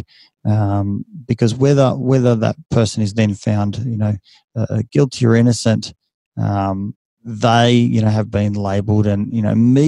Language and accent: English; Australia; accent: Ocker; I'm just as Aussie, just as Australian as every other, you know, man or woman out there. I've still got the, you know, the accent, and it's very thick when you go overseas. You know, it's like, oh, yeah, I've got the Ocker accent.